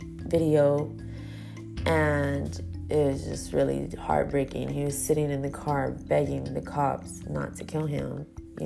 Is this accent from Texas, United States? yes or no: yes; Houston, Texas, United States; I was born here in Houston